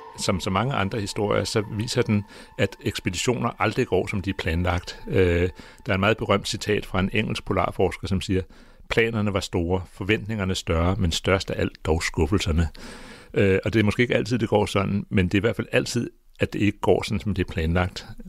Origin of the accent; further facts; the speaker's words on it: Greenland; jeg kommer fra Grønland.